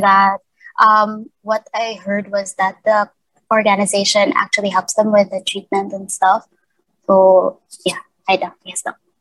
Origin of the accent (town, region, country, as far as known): Negros Island Region, Philippines; born or raised there; now in Cebu, Philippines